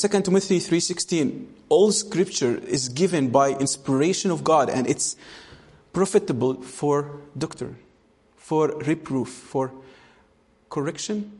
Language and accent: English; Gaza Strip, Palestine; also born or lived in Bethlehem; when I grew up in Gaza Strip, you live in a place where you hear lots of bombs